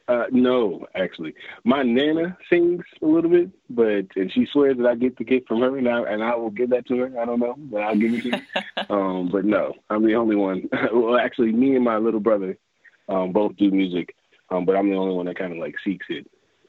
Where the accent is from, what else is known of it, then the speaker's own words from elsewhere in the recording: Fredericksburg, Virginia, United States; also born or lived in Washington, D.C. / Upper Marlboro, Maryland; Fredericksburg, Virginia. So really the DMV area. So I was born in D.C. Then I moved to Maryland, Upper Marlboro, Maryland. And then I moved down to Fredericksburg.